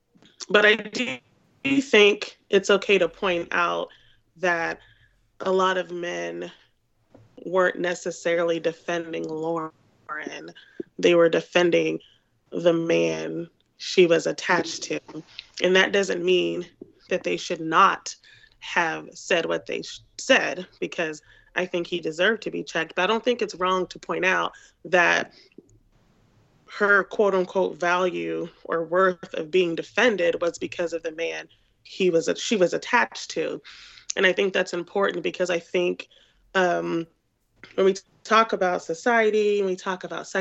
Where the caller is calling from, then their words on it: St. Louis, Missouri, United States; Hello, it's … in St. Louis.